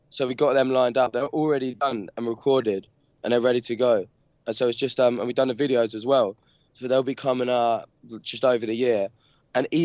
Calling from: London, United Kingdom; Um, London, uh, Peckham in London.

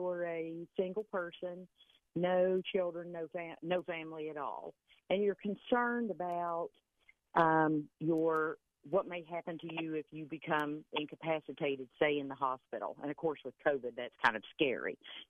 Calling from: Sarasota, Florida, United States

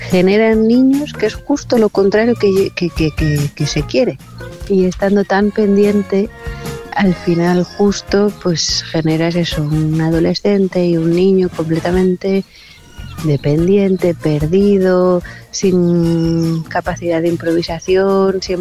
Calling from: Asturias, Spain; Buenos días … de Asturias.

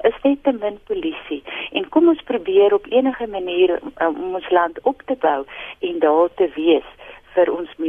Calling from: Montana, Gauteng, South Africa; Ek is hier van Montana in Sinnewil

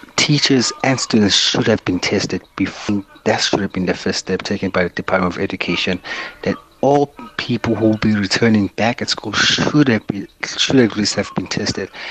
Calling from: Newcastle, KwaZulu-Natal, South Africa; I'm actually calling from Newcastle

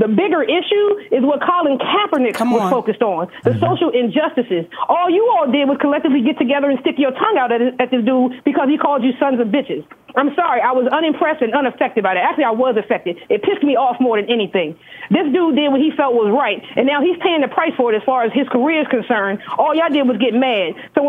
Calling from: Washington, District of Columbia, United States; I'm calling from Washington, D.C.

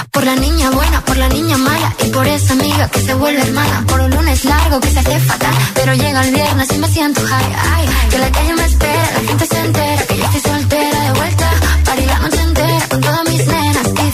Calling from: Pravia, Asturias, Spain; de, Pravia

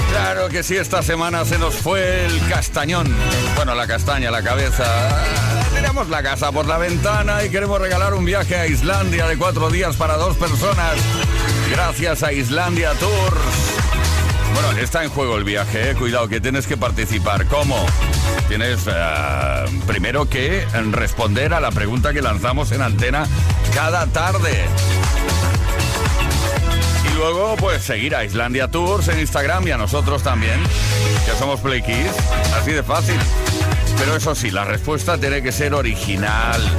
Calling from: Ponferrada, Castile and León, Spain; del Bierzo, Ponferrada, el Bierzo.

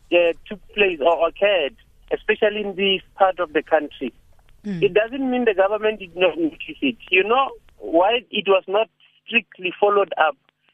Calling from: Limpopo, South Africa; I am calling from Limpopo, far north of Polokwane.

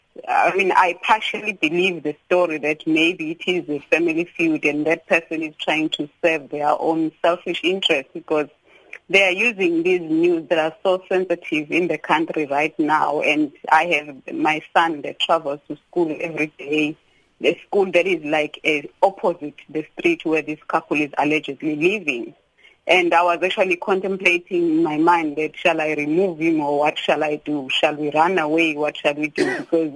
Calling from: Durban, KwaZulu-Natal, South Africa; Sakina, I'm calling from Durban. It's an area opposite here, KwaMashu.

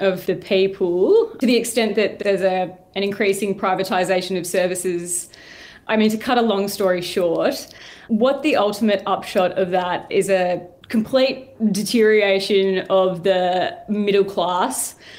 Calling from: Hobart, Tasmania, Australia

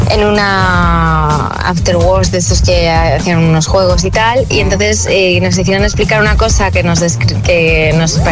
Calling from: Zaragoza, Aragon, Spain; Hola, buenos días agitadores … de Zaragoza.

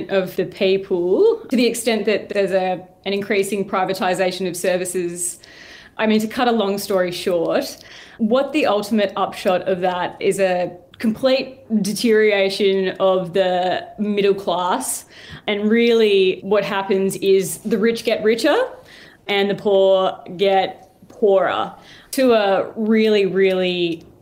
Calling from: Hobart, Tasmania, Australia

